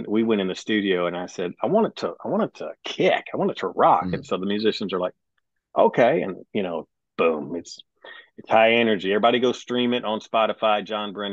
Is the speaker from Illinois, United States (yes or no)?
no; Owensboro, Kentucky, United States; moved away as an adult; also born or lived in Wisconsin / Alabama / Florida / Africa; now in Nashville, United States; originally, I am from Kentucky. Owensboro, Kentucky is my hometown, but I was born in Wisconsin.